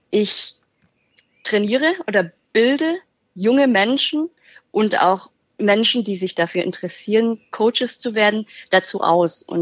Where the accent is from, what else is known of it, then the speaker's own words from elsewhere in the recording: Germany; born there; 31 Jahre alt, gebürtige Deutsche